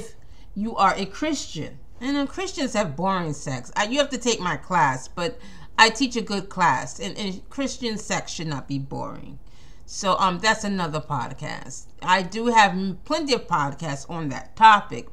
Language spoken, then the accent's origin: English; New York, United States; I'm from New York.